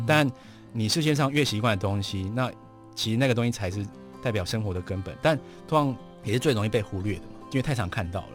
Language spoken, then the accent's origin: Chinese; Taiwan; 我们来自台湾